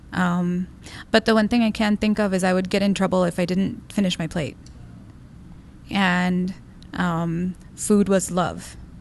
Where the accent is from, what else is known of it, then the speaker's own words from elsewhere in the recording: Del Rio, Texas, United States; I was born in Del Rio, Texas, on the border